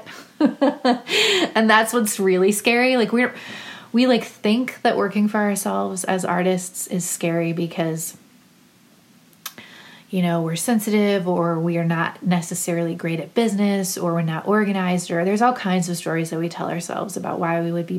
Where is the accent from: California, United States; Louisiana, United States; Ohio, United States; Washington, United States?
Ohio, United States; Cleveland; also born or lived in Akron, Ohio; I'm from Cleveland.